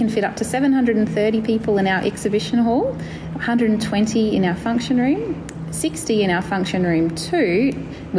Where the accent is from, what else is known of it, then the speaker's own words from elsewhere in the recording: Bundaberg, Queensland, Australia; I'm a Bundaberg local